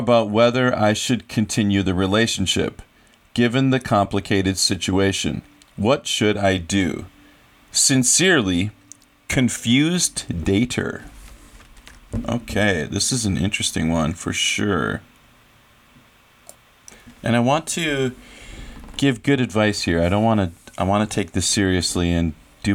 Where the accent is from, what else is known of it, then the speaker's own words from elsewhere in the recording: United States; moved away as an adult; So I've lived in another country for half my life. I grew up in America.